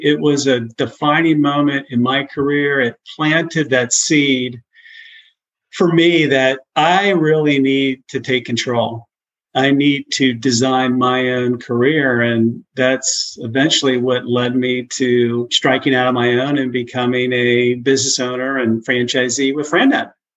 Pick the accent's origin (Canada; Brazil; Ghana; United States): United States; Cincinnati, Ohio; moved away as an adult; also born or lived in Baton Rouge / Houston / Chicago; now in Tennessee, United States; I grew up in Cincinnati